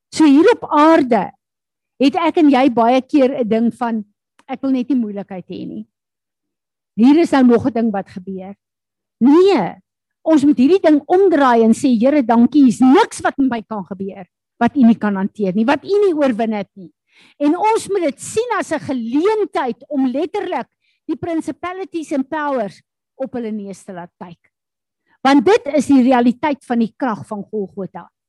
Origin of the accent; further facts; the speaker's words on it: South Africa; Ek en jy is Suid-Afrikaners